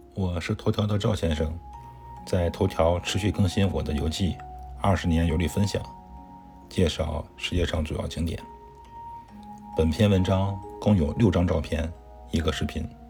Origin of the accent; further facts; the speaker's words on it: China; 我们中国人